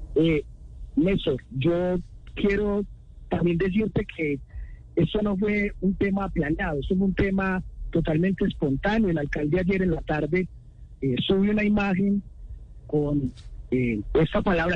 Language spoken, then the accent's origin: Spanish; Medellín, Antioquia, Colombia; Yo también soy de Medellín